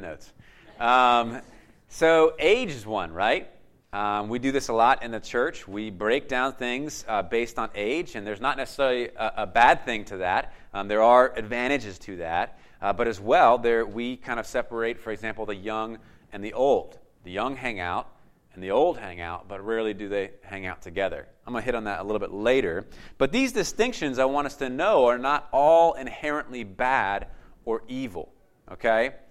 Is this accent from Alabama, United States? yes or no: no; North Carolina, United States; moved away as an adult; also born or lived in Charlotte, North Carolina; now in Atlantic City, United States; I'm from North Carolina